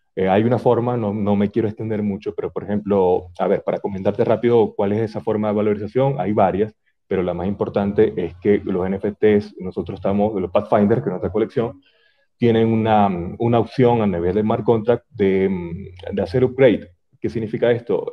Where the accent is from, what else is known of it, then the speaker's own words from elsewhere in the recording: Venezuela; moved away as an adult; now in Ecuador; tenemos cinco años en Ecuador, nosotros emigramos, ambos somos venezolanos